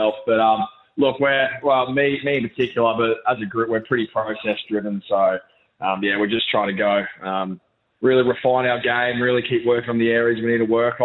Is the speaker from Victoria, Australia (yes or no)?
no; Brisbane, Queensland, Australia; moved away as an adult; now in Adelaide, Australia; move out of my hometown as well in Brisbane. I was, raised in Brisbane